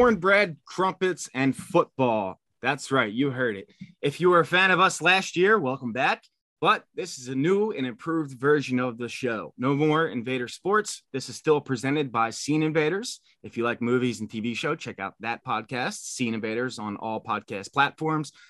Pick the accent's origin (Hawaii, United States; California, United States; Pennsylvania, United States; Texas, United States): Pennsylvania, United States; Philadelphia; I'm from Philadelphia